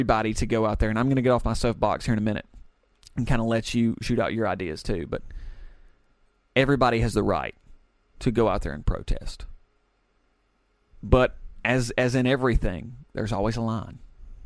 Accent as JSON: {"language": "English", "region": "Alabama", "country": "United States", "said": "my fellow Americans, my fellow Alabamians"}